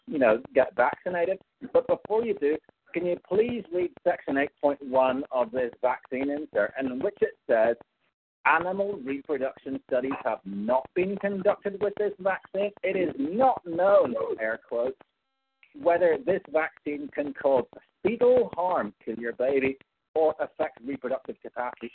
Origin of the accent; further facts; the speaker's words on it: Northern Ireland, United Kingdom; I'm Northern Irish, so I could be considered UK